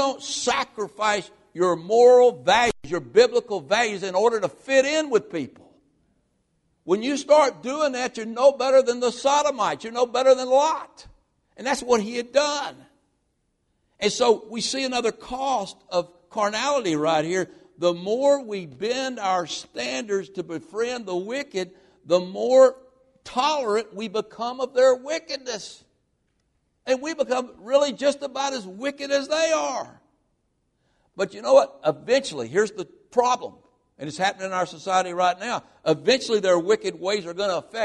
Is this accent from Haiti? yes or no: no; United States; as American Christians